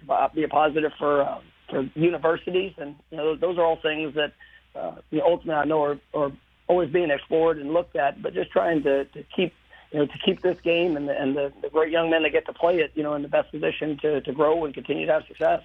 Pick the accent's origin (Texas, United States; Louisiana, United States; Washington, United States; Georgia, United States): Texas, United States; Irving; moved away as an adult; I grew up in the Metroplex. I, mo- I moved around, you know, quite a few times, but uh, but for my for my entire until I was 18 years old, I was in uh, in the in the Metroplex